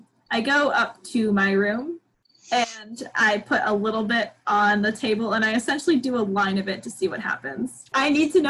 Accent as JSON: {"language": "English", "region": "New York", "country": "United States", "said": "I'm from New York."}